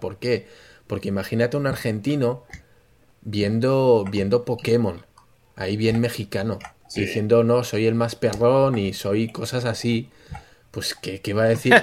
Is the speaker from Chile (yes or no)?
no; Spain